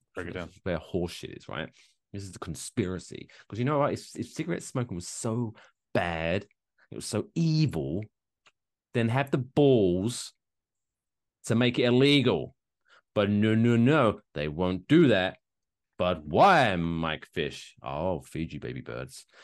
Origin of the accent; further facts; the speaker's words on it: United Kingdom; I'm British